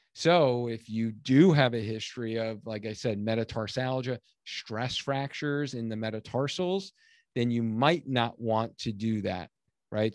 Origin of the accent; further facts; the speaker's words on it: Long Island, New York, United States; now in Connecticut, United States; I grew up in Long Island, New York